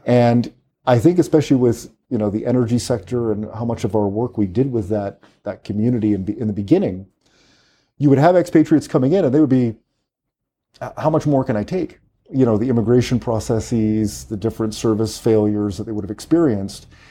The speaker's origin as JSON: {"language": "English", "town": "Vancouver", "region": "British Columbia", "country": "Canada", "tie": "born or raised there", "also_born_or_lived": "Trinidad", "moved": "as an adult", "lives_now": "Trinidad and Tobago", "said": "I grew up in Vancouver, uh, in Canada"}